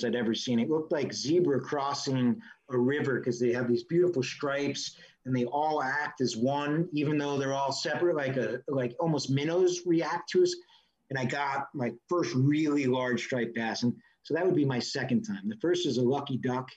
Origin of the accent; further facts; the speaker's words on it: New York, United States; I'm from New York, I live in New York City